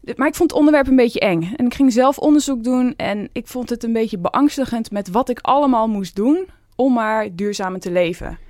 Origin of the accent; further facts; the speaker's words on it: Veluwe, Gelderland, Netherlands; ik kom ook van de Veluwe. Ik was altijd in de bossen te vinden, boomhutten te maken